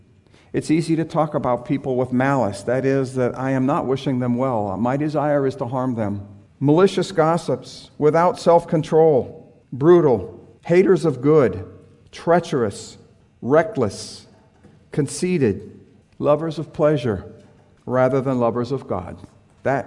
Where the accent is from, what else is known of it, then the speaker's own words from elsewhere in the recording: San Diego, California, United States; I grew up in San Diego